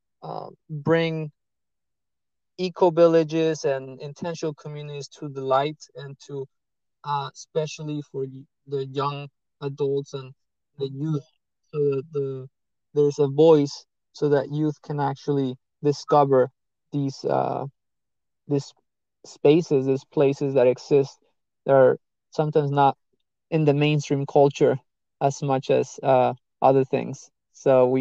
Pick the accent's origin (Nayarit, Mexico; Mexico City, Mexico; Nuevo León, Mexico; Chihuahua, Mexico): Mexico City, Mexico; moved away as an adult; also born or lived in Florida, United States; now in United States; I was born in Mexico City. I'm 26, and I moved to the States, to the US, about 8 years ago